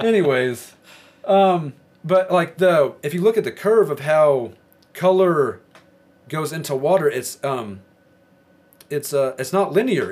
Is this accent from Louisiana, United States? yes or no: no; Arkansas, United States; now in Idaho, United States; I'm from Arkansas, and I moved to Idaho.